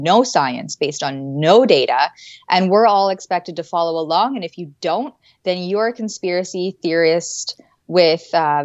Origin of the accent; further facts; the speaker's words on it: Canada; as a Canadian